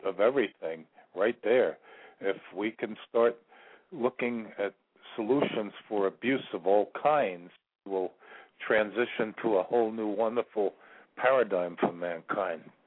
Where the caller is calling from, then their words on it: Virginia, United States; I'm calling from Virginia